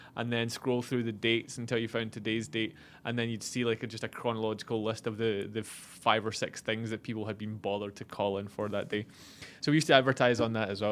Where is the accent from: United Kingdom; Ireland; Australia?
United Kingdom; Scotland; moved away; being from the U K, we kinda bonded, even though he's English and I'm Scottish